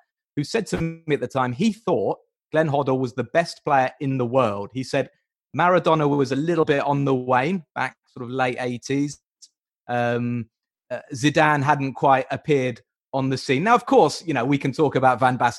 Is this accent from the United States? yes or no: no; England, United Kingdom; moved away; I grew up in England